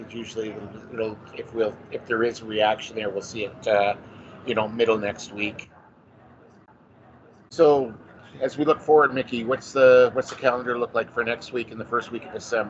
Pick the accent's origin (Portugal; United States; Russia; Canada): Canada; being Canadian